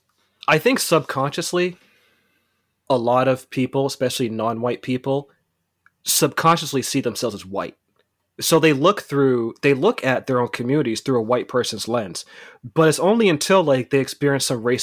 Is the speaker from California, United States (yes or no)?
yes; California, United States; You know, I grew up in the Bay Area. Like, you know, if you're from the Bay Area, especially Oakland, like